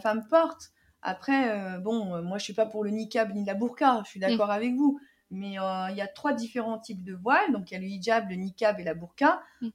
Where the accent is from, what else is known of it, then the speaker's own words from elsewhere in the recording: Algeria; moi en tant que algérienne